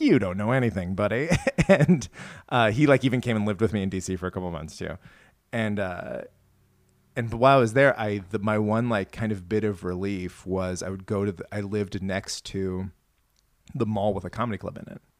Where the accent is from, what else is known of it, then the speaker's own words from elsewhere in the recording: Iowa, United States; moved away; also born or lived in St. Louis, Missouri; growing up in Iowa, like, nobody likes cultural stuff